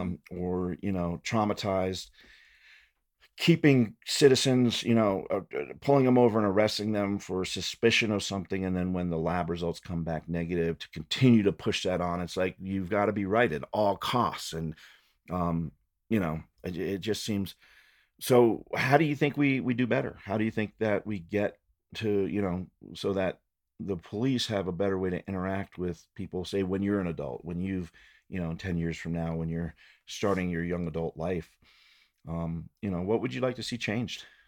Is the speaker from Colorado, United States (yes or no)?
yes; Fort Collins, Colorado, United States; also born or lived in Loveland, Colorado; Growing up in Fort Collins and Loveland